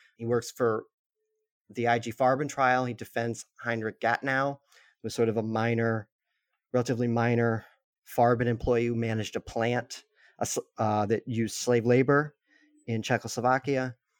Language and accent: English; Massachusetts, United States; I grew up in, I'm in Massachusetts